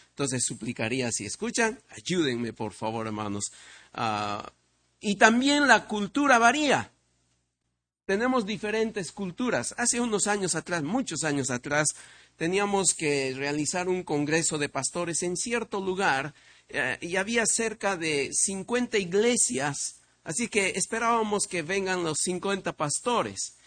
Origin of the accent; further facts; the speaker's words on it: Peru; vengo de Perú